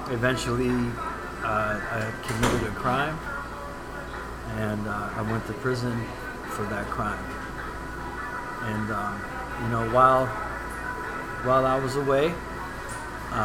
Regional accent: United States; Born and raised in the United States

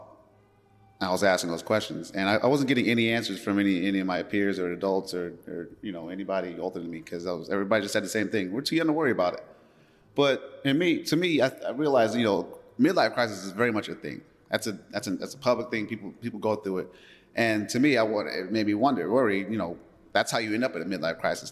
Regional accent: Las Vegas, Nevada, United States; moved away as an adult; now in Oakland, United States; I'm from Las Vegas, Nevada

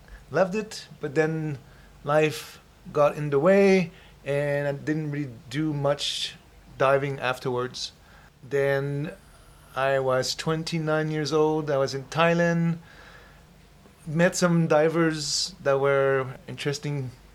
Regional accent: Newfoundland and Labrador, Canada; moved away as an adult; also born or lived in Quebec / British Columbia; I was born in Labrador. Quebec is where my family is from.

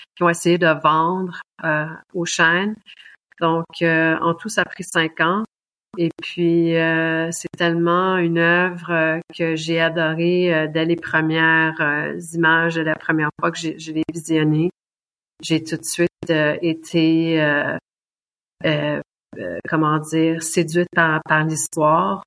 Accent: Quebec, Canada; also born or lived in Germany; now in Munich, Germany; je suis québécoise

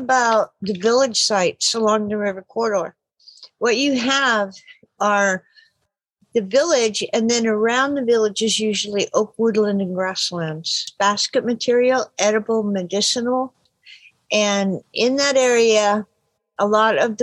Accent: Happy Camp, California, United States; I was born and raised in Happy Camp, California

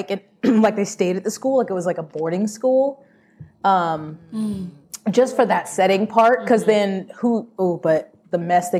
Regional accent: United States; I'm American

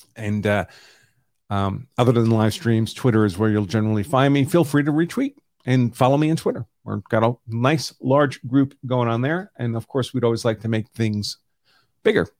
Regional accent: New York City, New York, United States; I grew up in New York City

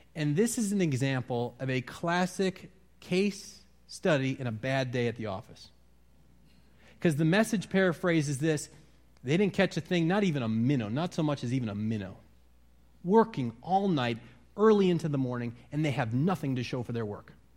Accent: Wisconsin, United States; moved away; I'm from Wisconsin

